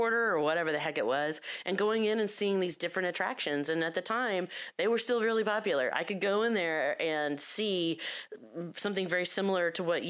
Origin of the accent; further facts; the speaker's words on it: Florida, United States; I'm from Florida